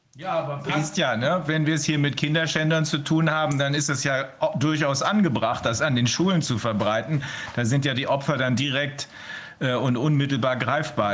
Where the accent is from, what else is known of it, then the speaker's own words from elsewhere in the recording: Germany; bei uns in Deutschland